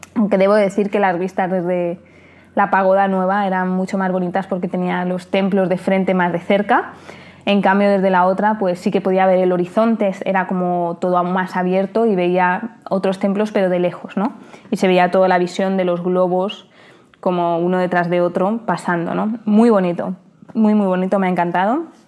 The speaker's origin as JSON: {"language": "Spanish", "country": "Spain", "said": "como somos los españoles"}